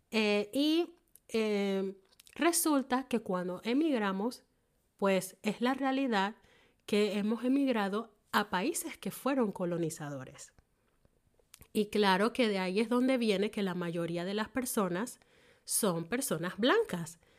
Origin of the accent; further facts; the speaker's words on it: Panama; now in Germany; en mi caso, soy panameña